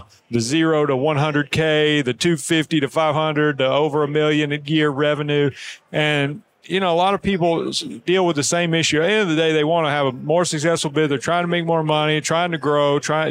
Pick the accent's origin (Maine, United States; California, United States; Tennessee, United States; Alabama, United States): Alabama, United States; near Birmingham; Springville, Alabama. That's just outside Birmingham, Alabama, near my hometown.